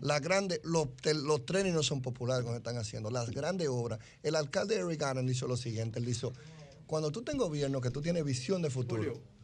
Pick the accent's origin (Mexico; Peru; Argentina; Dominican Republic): Dominican Republic; lo que somos los dominicanos en cualquier rincón del mundo